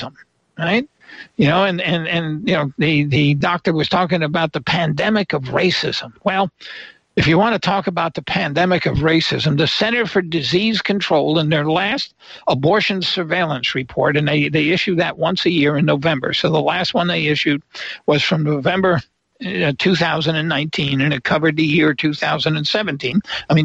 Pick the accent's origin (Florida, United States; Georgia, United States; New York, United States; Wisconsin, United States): New York, United States; I was born in New York State